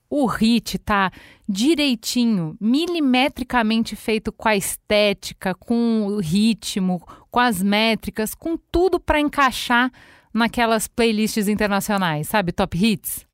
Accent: Brazil; enquanto brasileiro

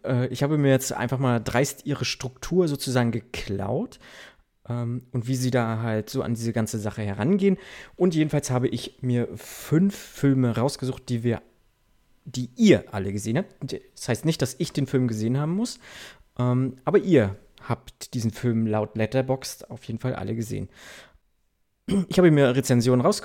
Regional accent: East Germany, Germany; Also ich komme aus dem Osten, ich muss mich damit zufrieden geben, was es gibt

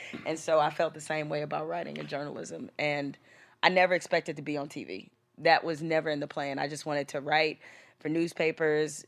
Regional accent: Detroit, Michigan, United States; growing up in Detroit in the hood

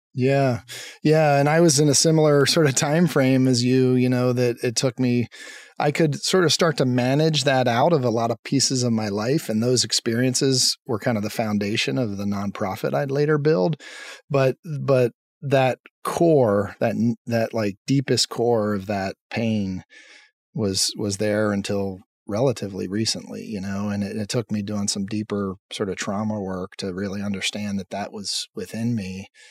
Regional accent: Lancaster, Pennsylvania, United States; I grew up in Pennsylvania in a town called Lancaster

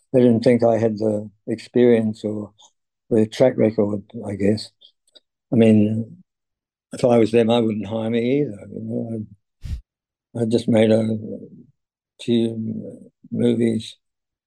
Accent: New Zealand; Roger Donaldson was one of my compatriots. another New Zealand director

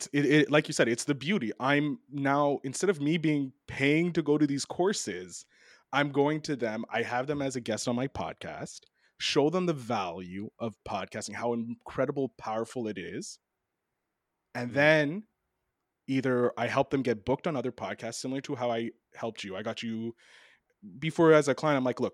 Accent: Canada; I'm sneaky. I'm Canadian. Like that's what we do.

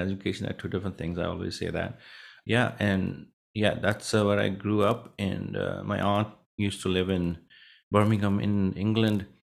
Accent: Punjab, India; moved away; I grew up in a small village in India, a northern, uh, state called Punjab

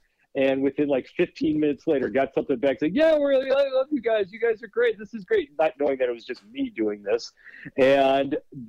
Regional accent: Minneapolis, Minnesota, United States; also born or lived in Wisconsin; now in Chicago, United States; So I grew up in Minneapolis. He worked in the University of Minnesota. I went to Wisconsin because it got me in-state tuition with Minnesota. And then I live in Chicago.

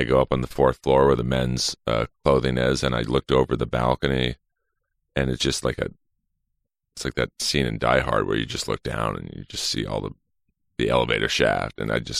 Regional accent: Los Angeles, California, United States; I'm from LA, born and raised.

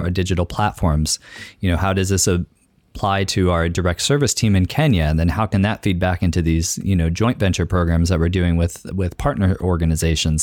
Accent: San Luis Obispo County, California, United States; moved away as an adult; also born or lived in Orange County, California / Long Beach, California / Tanzania; now in Tacoma, United States; I'm from San Luis Obispo County, um, lived in Orange County and Long Beach as well

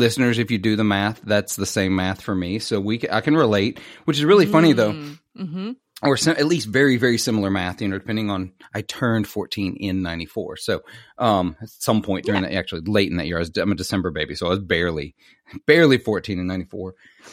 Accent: Mississippi, United States; Mississippi boy

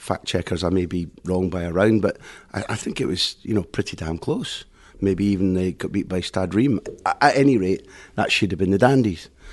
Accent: Aberdeen, Scotland, United Kingdom; moved away as an adult; now in Spain; growing up in Aberdeen um, had been just the same as anybody's normal childhood

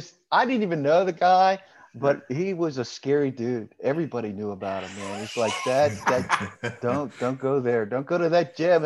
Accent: Prince George's County, Maryland, United States; And I grew up in PG County.

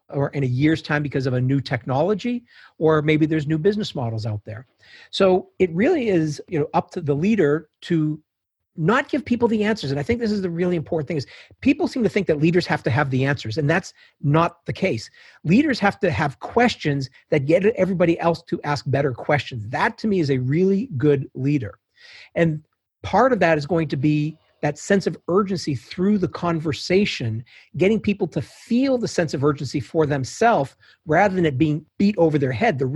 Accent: Fort Wayne, Indiana, United States; Started in Fort Wayne, Indiana.

